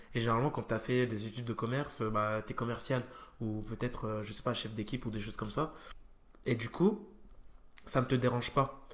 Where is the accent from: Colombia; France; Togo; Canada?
France; Auxerre, Bourgogne-Franche-Comté; moved away; also born or lived in Nancy; je suis pas de Nancy, je suis d'Auxerre